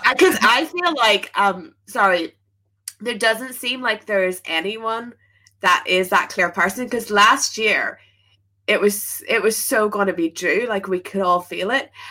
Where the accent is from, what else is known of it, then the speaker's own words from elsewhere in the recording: Belfast, Northern Ireland, United Kingdom; moved away as an adult; now in London, United Kingdom; I moved to Belfast or moved from Belfast to London um at like university time.